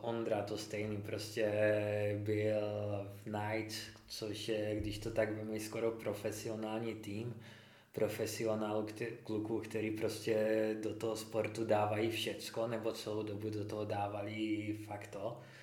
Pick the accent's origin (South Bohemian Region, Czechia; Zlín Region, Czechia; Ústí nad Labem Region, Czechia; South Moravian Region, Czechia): South Moravian Region, Czechia; Znojmo; also born or lived in Brno; jsem ze Znojma, narodil jsem se ve Znojmě